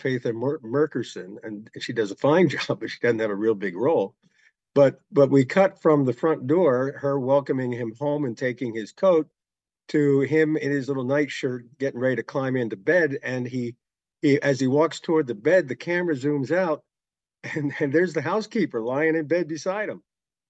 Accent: Lancaster County, Pennsylvania, United States; I grew up in Lancaster County

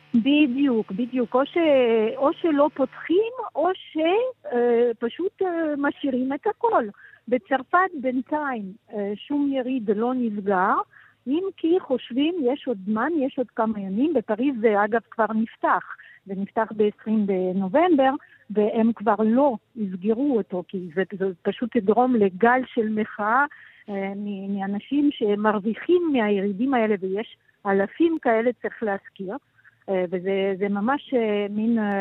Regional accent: Israel; now in Brussels, Belgium; בתור ישראלים פה

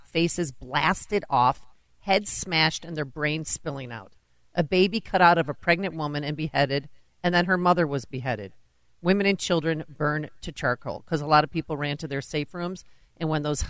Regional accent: New Jersey, United States; I heard stories about Auschwitz as a child growing up in New Jersey

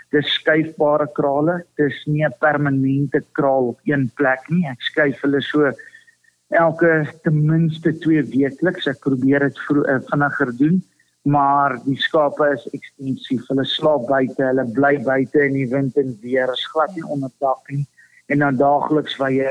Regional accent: Zimbabwe; my pa se stoere beesboer en hy kom uit Rodesie uit of ons kom uit Rodesie uit

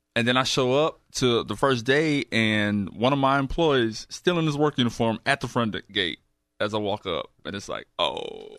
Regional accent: Houston, Texas, United States; I grew up right around the corner here in Navy, Southwest Houston.

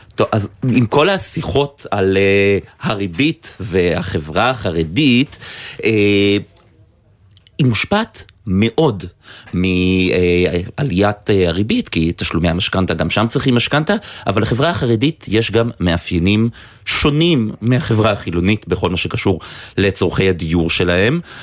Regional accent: Haifa, Haifa District, Israel; moved away; אני חיפאי במקור.

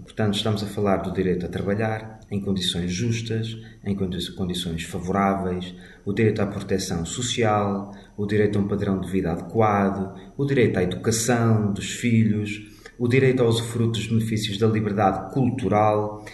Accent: Portugal; enquanto portugueses

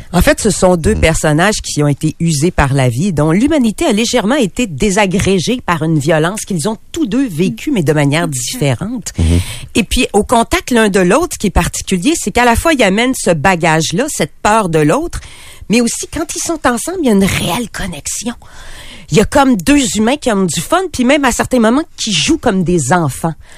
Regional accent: Quebec City, Quebec, Canada; je suis de Québec

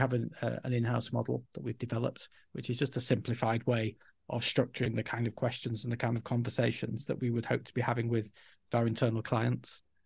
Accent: Yorkshire and the Humber, United Kingdom; first language English; moved away as an adult; also born or lived in Spain; I was from Yorkshire and could couldn't pronounce various words in acceptable ways to the foreign ear

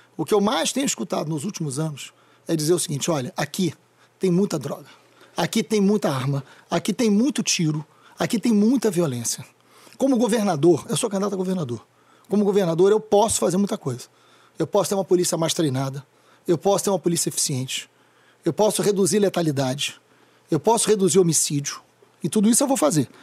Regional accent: Niterói, Rio de Janeiro, Brazil; also born or lived in São Gonçalo; Eu nasci em São Gonçalo e me mudei para o Fonsequistão, né, para o Fonseca, o lugar que eu amo de paixão, aos três anos. Vivi no Fonseca até os 40.

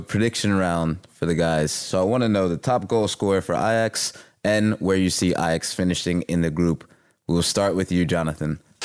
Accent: United States; moved away; my home country, the United States

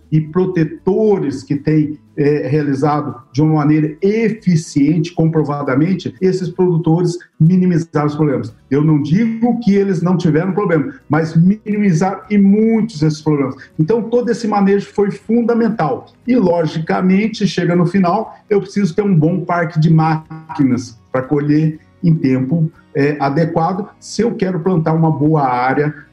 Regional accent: Luís Eduardo Magalhães, Bahia, Brazil; Eu venho de uma região de Luiz Eduardo Magalhães, por exemplo, que lá é, é, é, é fundamental que eu faça um bom perfil de solo, porque nós temos a tal da estiagem lá.

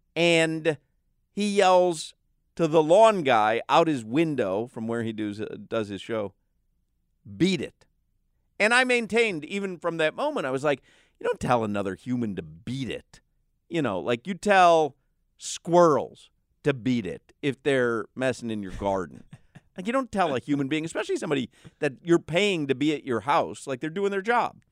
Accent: Highland Park, Illinois, United States; growing up in Highland Park, Illinois

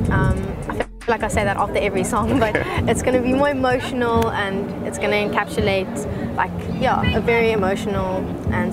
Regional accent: Cape Town, Western Cape, South Africa; Born and raised in Cape Town. Proudly Capetonian

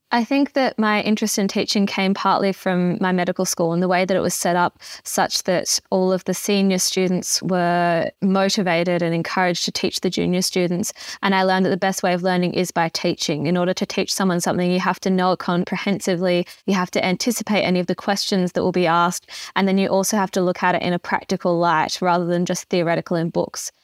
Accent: Arno Bay, South Australia, Australia; moved away as an adult; also born or lived in Adelaide / Sydney; now in Alice Springs, Australia; I grew up in Arno Bay on the Eyre Peninsula in South Australia

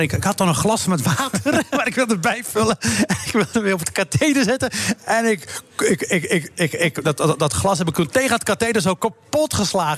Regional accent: Morocco; now in Netherlands; Ik heb een paar jaar geleden in Marokko op die kust gestaan bij mijn geboortedorp.

